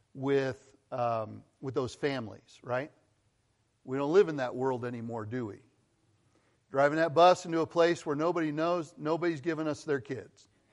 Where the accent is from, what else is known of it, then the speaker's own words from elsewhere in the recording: Colorado, United States; moved away as an adult; also born or lived in Missouri / California; I grew up in Colorado.